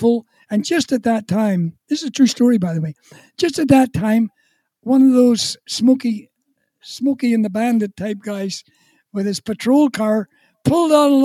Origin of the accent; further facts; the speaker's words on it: Ballymena, Northern Ireland, United Kingdom; also born or lived in Calgary / Prince Edward Island; now in Canada; we came from the town of Ballymena